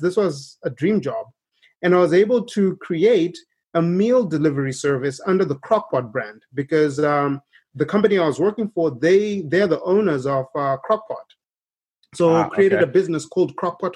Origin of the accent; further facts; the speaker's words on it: Zimbabwe; moved away as an adult; now in United States; we were growing up in Zimbabwe, we did witness firsthand a lot of poverty